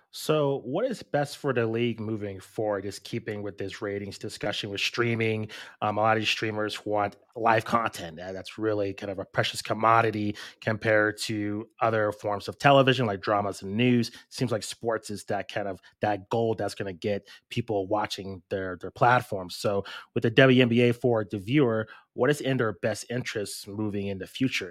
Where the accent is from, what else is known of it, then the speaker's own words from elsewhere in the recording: Albuquerque, New Mexico, United States; we grew up in Albuquerque, New Mexico